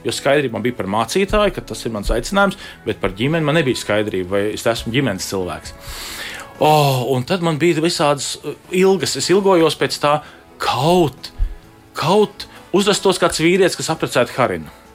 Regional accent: Latvia; also born or lived in Ireland

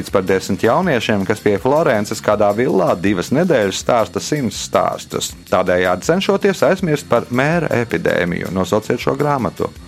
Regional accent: Jūrmala, Latvia; es esmu no Jurmas, nodarbojos ar medicīnu, ar mākslu

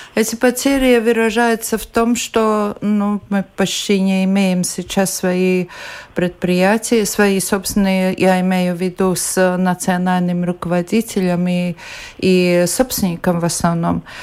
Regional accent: Latvia

